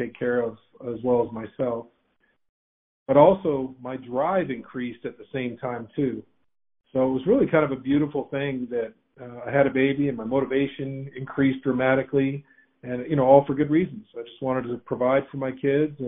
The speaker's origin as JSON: {"language": "English", "town": "Windsor", "region": "Ontario", "country": "Canada", "tie": "born or raised there", "moved": "as an adult", "lives_now": "United States", "said": "So I was born and raised in Windsor, Ontario in Canada."}